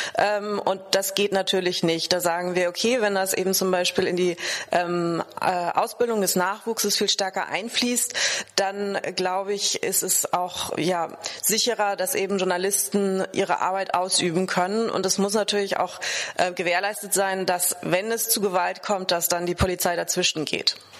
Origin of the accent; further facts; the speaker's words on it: Germany; bei uns in Deutschland